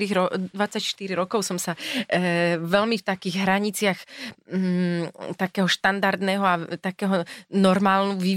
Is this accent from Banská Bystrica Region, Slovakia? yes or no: yes; Hriňová, Banská Bystrica Region, Slovakia; also born or lived in Lučenec; ja som vyrastala v Hriňovej, mm-hmm. sme sa presťahovali do Lučenca